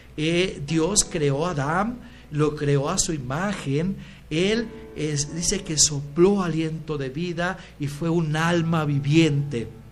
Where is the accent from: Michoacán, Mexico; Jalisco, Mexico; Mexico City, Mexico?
Michoacán, Mexico; nací eh, en Michoacán